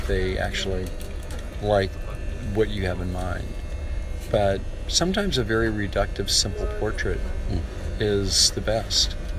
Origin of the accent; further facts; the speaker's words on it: United States; I'm an American photographer